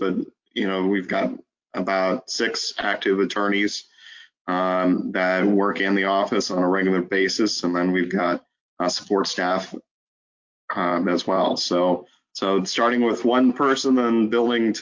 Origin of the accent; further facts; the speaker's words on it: Alton, Illinois, United States; I was born and raised in Alton